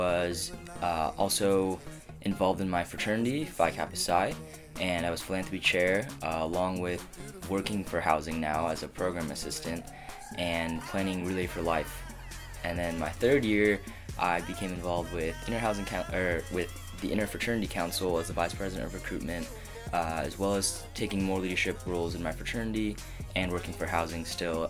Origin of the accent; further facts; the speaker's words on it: Orange County, California, United States; moved away as an adult; now in San Luis Obispo, United States; I'm originally from Orange County, repping SoCal